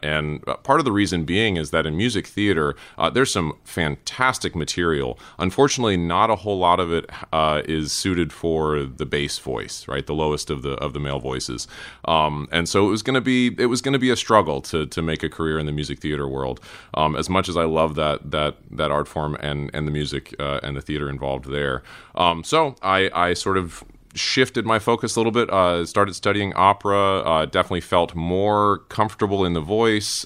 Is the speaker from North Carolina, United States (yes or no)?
yes; Cary, North Carolina, United States; moved away; also born or lived in Durham, North Carolina / Raleigh, North Carolina; grew up in Cary